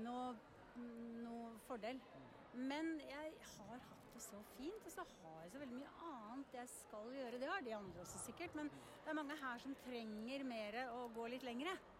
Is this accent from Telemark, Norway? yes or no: yes; Telemark, Norway; now in Oslo, Norway; så er jeg liksom fra Oslo, selv om jeg er fra Telemark